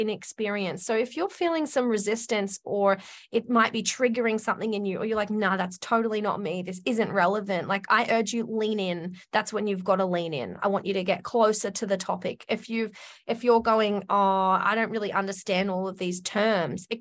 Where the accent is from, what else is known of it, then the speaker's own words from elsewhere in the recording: Australia; I'm Australian